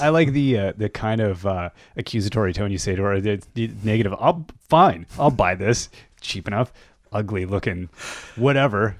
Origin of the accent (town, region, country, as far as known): Canada